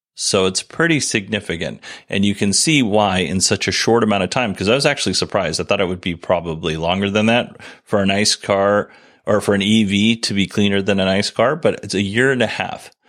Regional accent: Alaska, United States; I grew up in Alaska

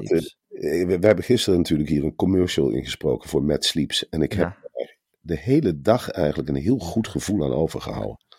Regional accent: Arnhem, Gelderland, Netherlands; ik kom natuurlijk uit Arnhem.

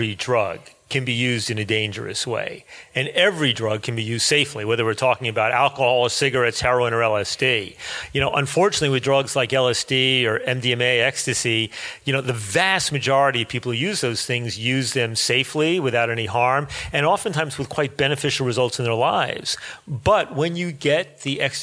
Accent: United States; as an American

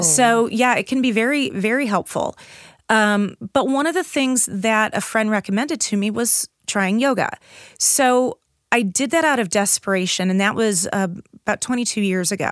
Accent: St. Louis, Missouri, United States; I grew up in South St. Louis

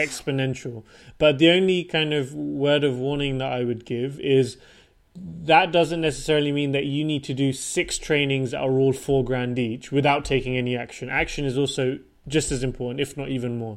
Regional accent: Portsmouth, South East England, United Kingdom; moved away as an adult; also born or lived in London / Switzerland / Denmark / Japan; now in Stockholm, Sweden; I'm born and raised from the UK

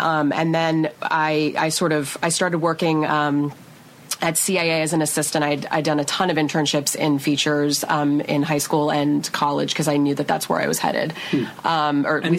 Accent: Seattle, Washington, United States; born or raised there

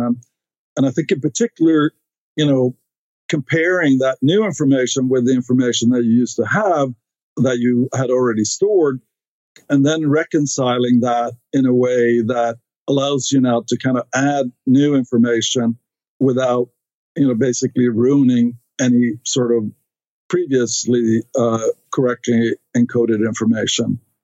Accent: Stockholm, Stockholm County, Sweden; English is a second language; moved away as an adult; now in United States; I grew up in Sweden, uh, in Stockholm, uh, which is the capital

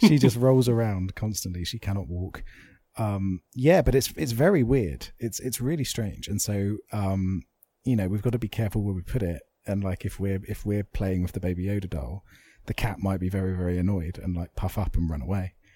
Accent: England, United Kingdom; as English people

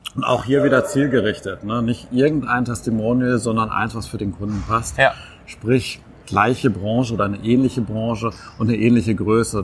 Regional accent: Witten, North Rhine-Westphalia, Germany; in meiner Heimatstadt zu arbeiten

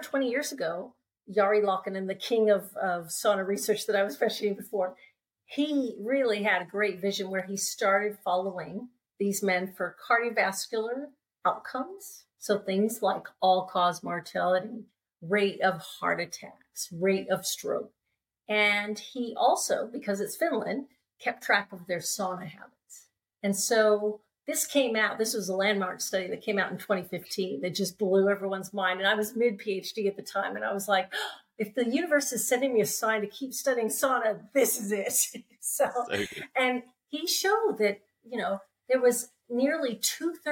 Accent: California, United States; moved away as an adult; also born or lived in Alaska; I grew up in California, sunny California

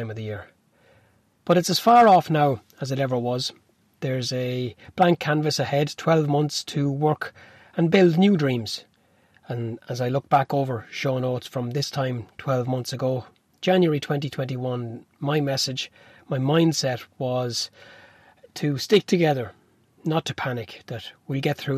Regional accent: Newbridge, Leinster, Ireland; I'm from Newbridge

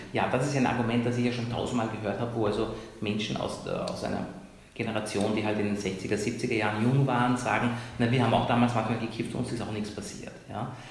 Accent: Iran; moved away; Länder, wo ich herkomme, ich komme aus Iran

